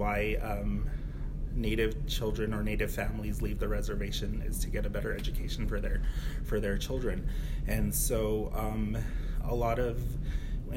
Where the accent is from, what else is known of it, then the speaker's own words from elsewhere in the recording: Santo Domingo Pueblo, New Mexico, United States; being from Santo Domingo Pueblo